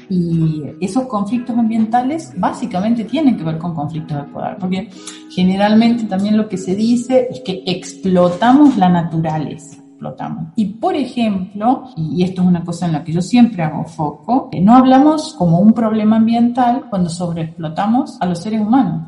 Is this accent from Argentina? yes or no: yes; Argentina; moved away as an adult; also born or lived in Germany; now in Weimar, Germany; Mis raíces están en Argentina y mis alas en Alemania.